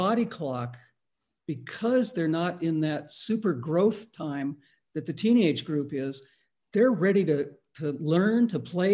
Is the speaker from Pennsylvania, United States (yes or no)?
no; Palos Verdes, California, United States; I went to school in LA County in a place called Palos Verdes.